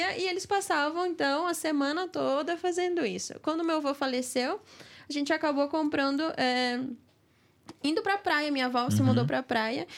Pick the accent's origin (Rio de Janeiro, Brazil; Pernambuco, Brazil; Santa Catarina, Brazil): Santa Catarina, Brazil; Joinville; born or raised there; also born or lived in Curitiba